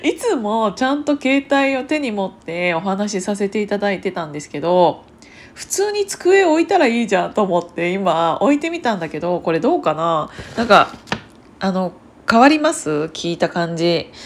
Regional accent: Kiryu, Gunma, Japan; moved away; 私群馬県桐生市出身なんですけどで両親はそこにまだ住んでいて

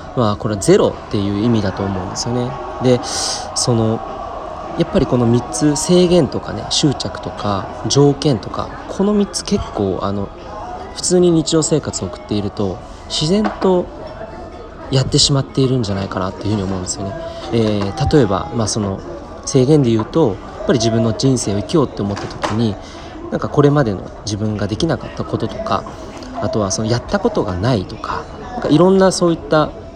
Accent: Saitama, Japan; 地元の埼玉新都心駅にあるコクーンっていうね、大きなショッピングセンターがあるんですけど

